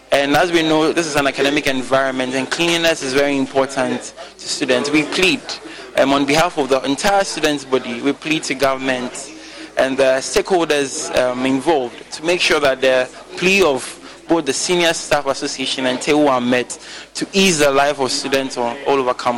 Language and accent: English; Sunyani, Bono, Ghana; I'm from Sunyane.